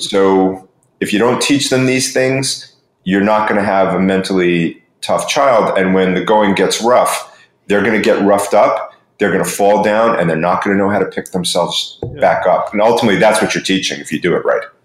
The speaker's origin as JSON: {"language": "English", "region": "New York", "country": "United States", "moved": "yes", "lives_now": "Florida, United States", "said": "I'm originally from New York, live in Florida most of the time."}